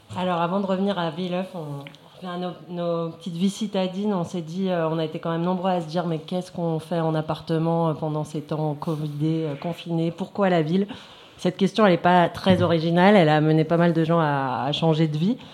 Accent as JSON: {"language": "French", "town": "Paris", "region": "Île-de-France", "country": "France", "tie": "born or raised there", "said": "moi je fais partie de cette espèce euh, assez peu appréciée outre-périph que sont euh, les Parisiennes nées à Paris."}